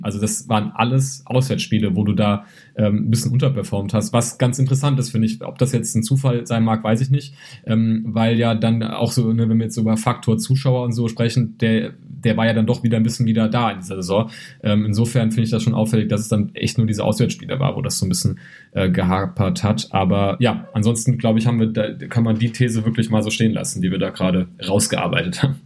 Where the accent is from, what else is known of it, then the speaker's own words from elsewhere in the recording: Gießen, Hesse, Germany; ich komme ja aus Gießen, wohne ja in Gießen